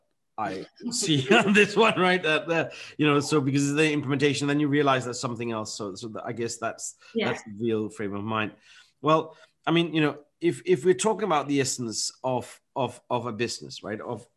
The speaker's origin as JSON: {"language": "English", "country": "Denmark", "tie": "born or raised there", "moved": "as an adult", "lives_now": "United Kingdom", "said": "I grew up in Denmark"}